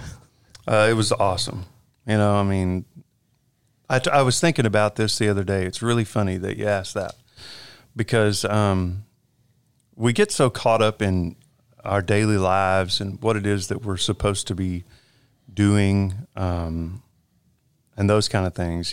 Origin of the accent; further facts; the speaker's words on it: Conroe, Texas, United States; moved away as an adult; now in Alvin, United States; I went to school in Conroe, and then whenever I graduated high school, I think the day after graduation, I moved to Alvin